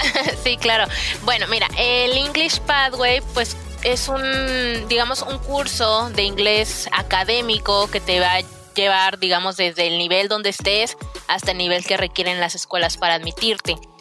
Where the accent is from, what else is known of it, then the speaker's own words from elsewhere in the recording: Guadalajara, Jalisco, Mexico; moved away as an adult; now in Canada; yo soy de Guadalajara